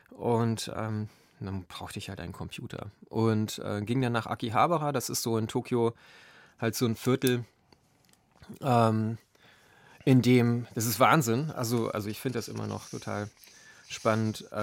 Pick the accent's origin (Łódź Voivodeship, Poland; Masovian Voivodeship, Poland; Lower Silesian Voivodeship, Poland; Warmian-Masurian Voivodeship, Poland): Lower Silesian Voivodeship, Poland; Ja, ähm, ich bin ähm, in Niederschlesien aufgewachsen. Das ist, ähm, ja, die meisten Hörer werden das wahrscheinlich wissen, äh, eben halt ein Grenzgebiet.